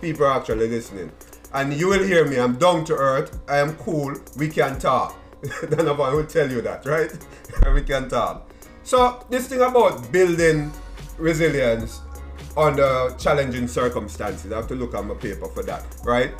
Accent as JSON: {"language": "English", "region": "Kingston", "country": "Jamaica", "tie": "born or raised there", "moved": "yes", "said": "growing up in Waterhouse, Seaview Gardens, right? Denham Town"}